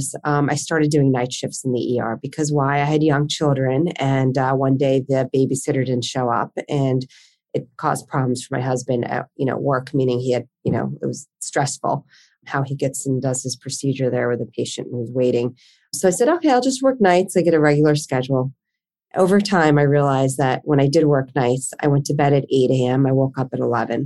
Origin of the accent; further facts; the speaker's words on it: New Jersey, United States; moved away as an adult; now in Philadelphia, United States; I grew up in South Jersey, not too far from where I live currently in Philadelphia